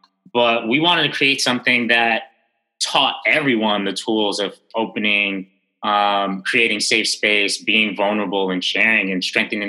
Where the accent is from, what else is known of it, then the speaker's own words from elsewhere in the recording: Jamaica; being of Jamaican origin, you know, I actually, it's a post-colonial island, pretty much the British colonial islands and countries all have, you know, these remnants of colonial reign, and colorism is one of them, and we have it here in a major way